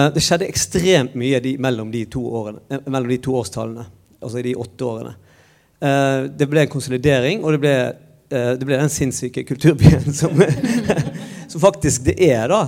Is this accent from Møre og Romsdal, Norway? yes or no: no; Bergen, Vestland, Norway; moved away as an adult; now in Trondheim, Norway; jeg kommer fra Bergen